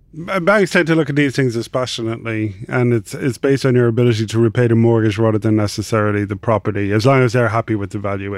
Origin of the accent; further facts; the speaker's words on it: Ireland; accent: Irish; also born or lived in Dublin; I'm Irish, uh, obviously from the accent